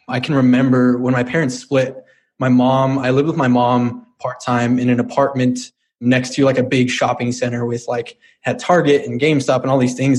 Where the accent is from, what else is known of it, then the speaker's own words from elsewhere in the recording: Brighton, Colorado, United States; I grew up in Colorado, born and raised in a little town called Brighton.